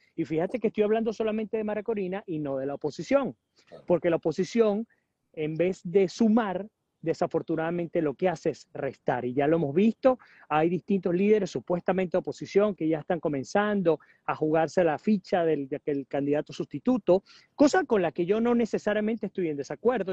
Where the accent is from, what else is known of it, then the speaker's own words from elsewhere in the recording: Venezuela; como ciudadanos venezolanos dentro o fuera del país